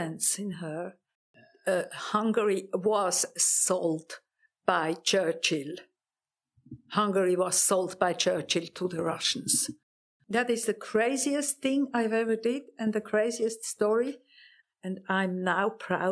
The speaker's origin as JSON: {"language": "English", "town": "Emmenbrücke", "region": "Lucerne", "country": "Switzerland", "tie": "born or raised there", "also_born_or_lived": "Zurich", "said": "I was born in Zurich, but we moved to Emmenbrücke, that's near Luzern, before I was two."}